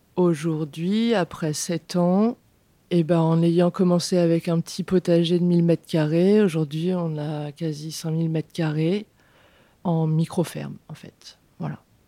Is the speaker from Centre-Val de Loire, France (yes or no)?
yes; Beauce, Centre-Val de Loire, France; moved away as an adult; now in Vienne, France; je suis originaire de Beauce. Du coup, euh, j'ai grandi en mode euh, campagne industrielle.